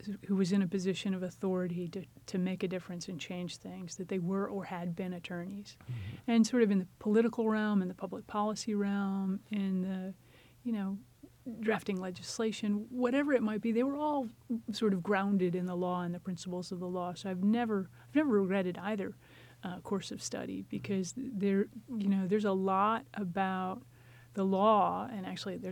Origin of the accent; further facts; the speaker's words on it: United States; I was from the United States